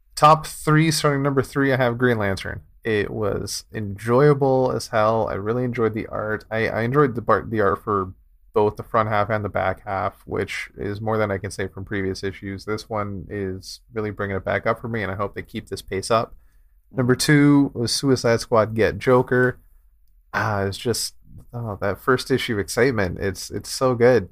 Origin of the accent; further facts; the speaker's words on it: Canada; it's, it's, it's great up here.